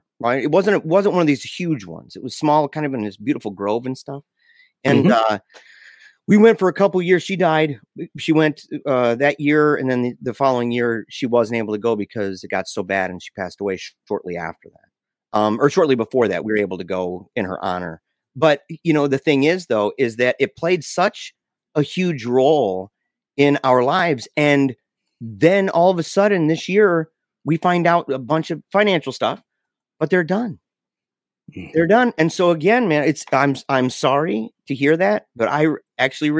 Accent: United States; I'm an American

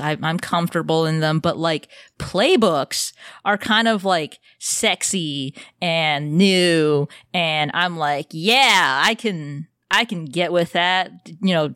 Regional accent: United States; I'm American

